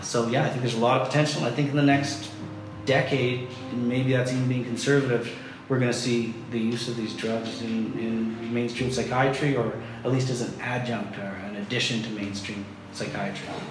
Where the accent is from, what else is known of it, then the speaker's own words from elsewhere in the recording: Canada; I'm just being Canadian